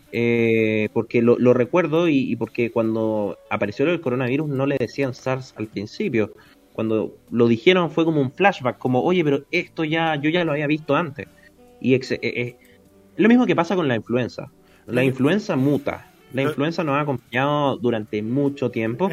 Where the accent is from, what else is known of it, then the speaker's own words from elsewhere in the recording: Santiago, Santiago Metropolitan Region, Chile; yo soy de Las Condes